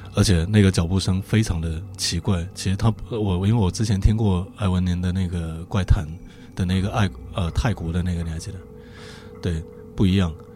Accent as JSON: {"language": "Chinese", "area": "the South", "region": "southern China", "country": "China", "said": "从南方来的"}